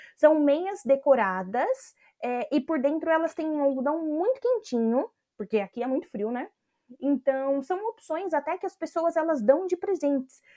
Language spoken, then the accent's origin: Portuguese; Brazil; moved away; por vir do Brasil, um país tropical